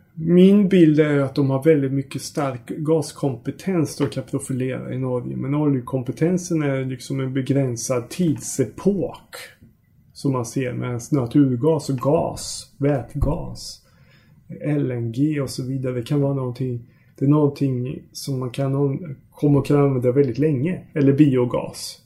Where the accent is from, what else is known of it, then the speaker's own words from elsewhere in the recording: Sweden; oss tror jag som svenskar